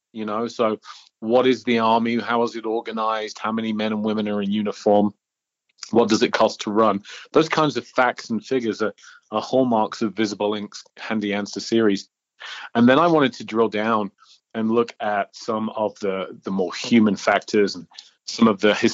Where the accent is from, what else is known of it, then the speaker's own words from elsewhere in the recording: York, Yorkshire and the Humber, United Kingdom; moved away as an adult; now in Denver, United States; I'm from Old York, in the original colonies. The motherland, Great Britain, UK. And I came to the States in 1999